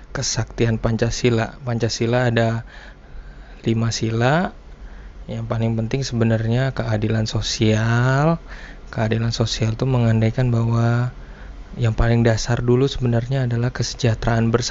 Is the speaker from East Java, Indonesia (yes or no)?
yes; Blitar, East Java, Indonesia; yang udah gua kenal dulu sejak kecil waktu di Blitar ya tempat uh, eh, gue tinggal dulu bersama kakek gue seorang prajurit Blitar.